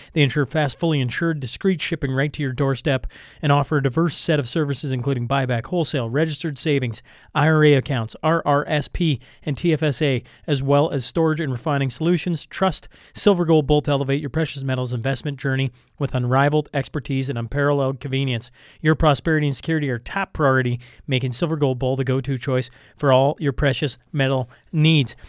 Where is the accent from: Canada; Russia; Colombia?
Canada; as a Canadian